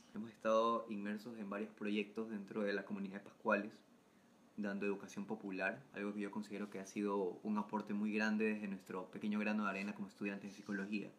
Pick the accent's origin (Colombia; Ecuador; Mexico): Ecuador; Salinas, Santa Elena; now in Guayaquil, Ecuador; soy foráneo, ustedes los ya conocen, soy de Salinas